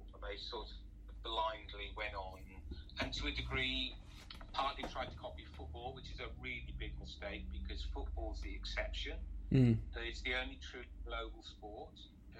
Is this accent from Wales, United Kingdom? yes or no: yes; South Wales, United Kingdom; also born or lived in England; I define as British, because I've got a Glaswegian mother, a Welsh father, and I was born, albeit not for very long, in England and brought up in Wales, and all my grandparents are Irish.